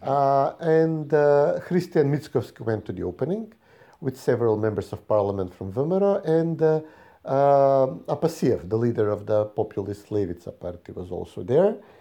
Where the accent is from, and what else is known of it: North Macedonia